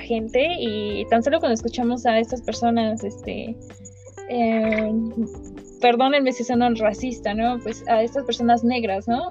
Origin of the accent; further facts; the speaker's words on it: Mexico; nosotros como mexicanos este, llevamos una jerga